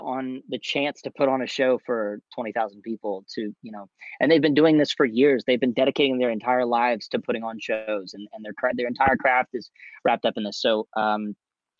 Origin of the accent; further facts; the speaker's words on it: Louisiana, United States; My home state of Louisiana